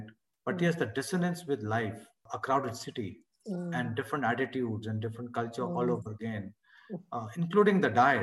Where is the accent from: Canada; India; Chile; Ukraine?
India; now in Delhi, India; I'm already from India